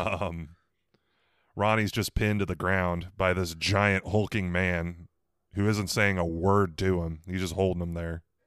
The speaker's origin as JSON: {"language": "English", "region": "Missouri", "country": "United States", "said": "I'm from Missouri."}